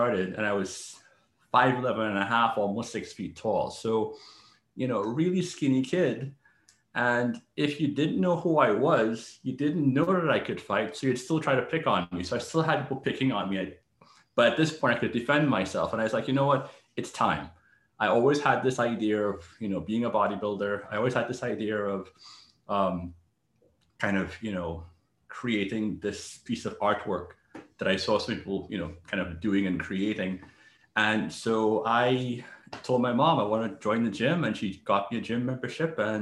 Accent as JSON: {"language": "English", "country": "Trinidad & Tobago", "tie": "born or raised there", "moved": "yes", "lives_now": "New York City, United States", "said": "I also had, you know, a pretty tough childhood growing up in Trinidad"}